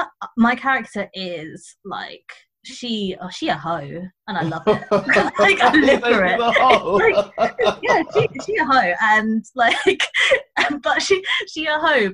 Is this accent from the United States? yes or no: no; Croydon, London, United Kingdom; I am in Croydon and I am from Croydon